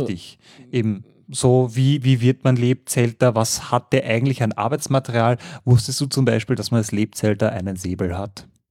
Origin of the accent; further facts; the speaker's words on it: Mödling, Lower Austria, Austria; Ich bin ja wirklich äh, Mödlinger, das heißt südlich von Wien, born and raised